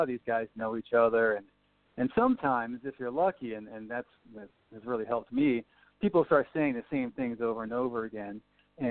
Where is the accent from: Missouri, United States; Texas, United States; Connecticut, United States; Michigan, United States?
Connecticut, United States; Guilford; moved away as an adult; also born or lived in New Haven, Connecticut; now in San Diego, United States; I grew up in a small shoreline town not a lot of people have heard of, Guilford